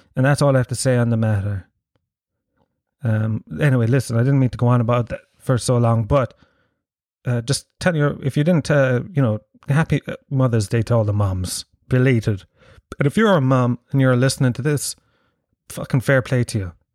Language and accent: English; Tralee, Munster, Ireland; moved away; in my house, and in most houses in, uh, Tralee and the surrounding areas